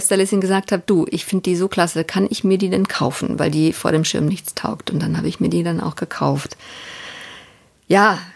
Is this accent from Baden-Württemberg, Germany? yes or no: yes; Ehingen, Baden-Württemberg, Germany; also born or lived in Laupheim, Germany; Also ich bin ja in Laubheim geboren und das war damals Mode, weil meine Eltern in äh, Ehingen lebten und da gingen alle zu einem gewissen Dr. Hoffmann nach Laubheim in die Klinik, um zu entbinden. Und ich bin auch in Ehingen die ersten sieben Jahre meines Lebens groß geworden.